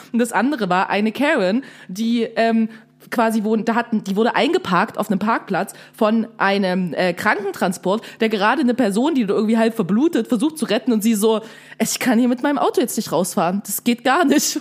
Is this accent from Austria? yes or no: no; Saxony, Germany; aus Sachsen, ich weiß ja, wo Plauen ist.